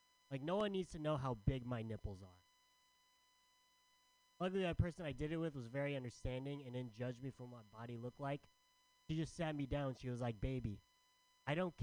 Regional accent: San Diego, California, United States; I'm from San Diego. Not sure you guys know what it's like to live in San Diego, but it's hot as balls all the time

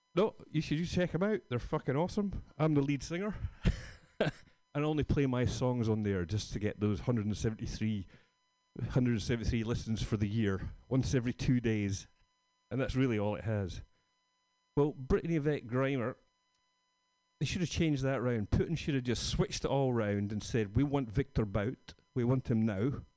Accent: Scotland, United Kingdom; moved away; I'm from Scotland

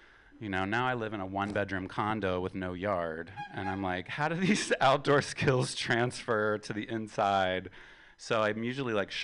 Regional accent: West Virginia, United States; I'm from West Virginia

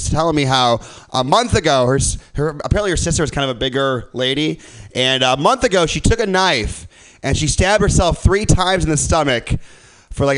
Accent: Midwest, United States; moved away; I'm from the Midwest.

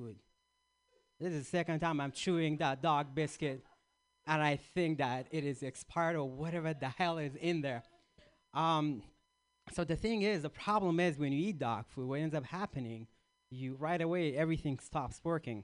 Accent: Iraq; moved away; I grew up in Iraq

